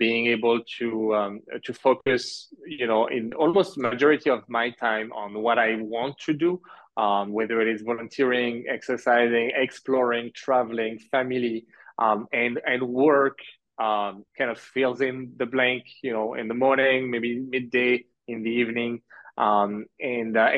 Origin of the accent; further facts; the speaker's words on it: France; moved away as an adult; also born or lived in Canada / Halifax, Nova Scotia; now in Massachusetts, United States; I was born in Canada. My parents are Algerian. I grew up in France most of my life